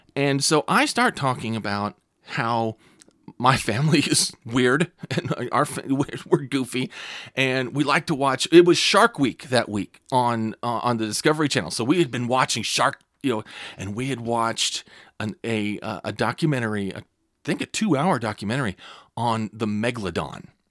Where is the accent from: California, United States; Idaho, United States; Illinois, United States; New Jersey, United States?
California, United States; now in Clear Lake, United States; I'm originally from California